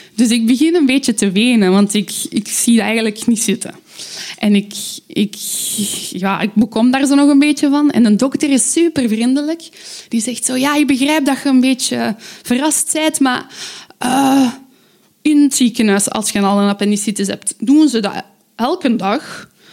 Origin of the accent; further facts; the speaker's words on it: Aalst, Flanders, Belgium; ik kom uit Aalst.